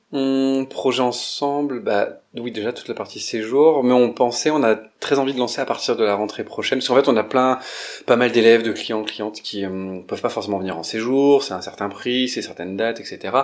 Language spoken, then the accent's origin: French; Romans-sur-Isère, Auvergne-Rhône-Alpes, France; now in Lyon, France; à Romans-sur-Isère de là d'où je viens